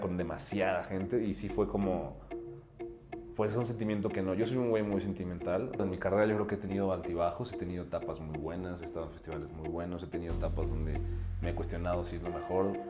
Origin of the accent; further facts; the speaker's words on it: Mexico City, Mexico; soy un DJ productor de aquí en la Ciudad de México